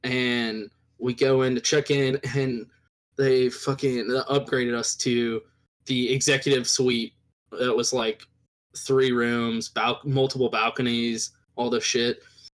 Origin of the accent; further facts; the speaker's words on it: Raleigh / Texas, United States; now in Austin, United States; I was born in Raleigh.